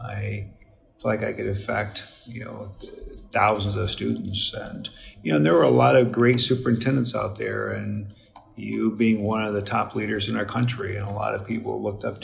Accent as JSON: {"language": "English", "town": "New Castle", "region": "Indiana", "country": "United States", "tie": "born or raised there", "said": "I grew up in around Newcastle, Indiana"}